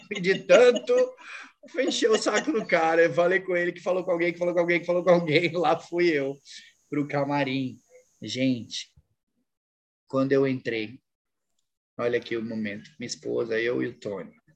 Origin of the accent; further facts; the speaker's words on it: São Paulo, Brazil; moved away as an adult; now in Natal, Brazil; eu sempre morei a vida toda em São Paulo